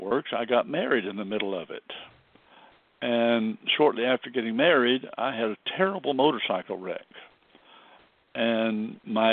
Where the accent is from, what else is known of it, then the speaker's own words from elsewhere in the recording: Arcadia, Florida, United States; also born or lived in Decatur, Alabama / Lakeland, Florida; I was raised in a place called Arcadia, Florida, which is a little cow town, a rodeo town, and I got my high school education there